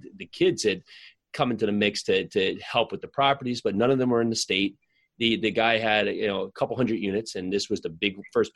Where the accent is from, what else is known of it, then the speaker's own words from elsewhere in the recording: New Jersey, United States; some friends I grew up with in New Jersey